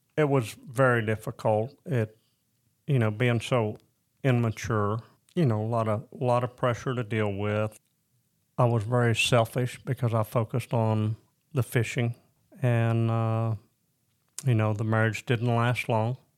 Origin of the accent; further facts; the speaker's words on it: Lincoln, Arkansas, United States; also born or lived in Decatur, Illinois / Springdale, Arkansas / Florida / Ozark, Arkansas; So the majority of my time was spent being raised in Lincoln, Arkansas.